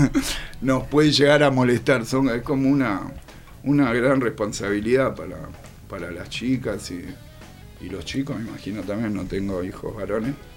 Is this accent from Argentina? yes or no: yes; Buenos Aires, Argentina; yo nací en Saavedra, oh. a la vuelta de la casa del …